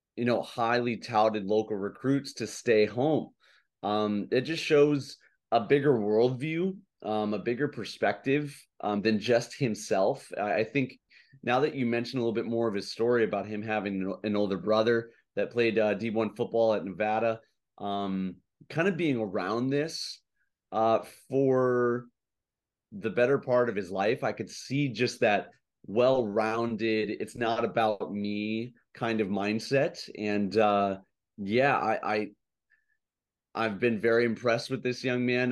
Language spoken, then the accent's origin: English; Chicago, Illinois, United States; now in Hawaii, United States; I'm originally from Chicago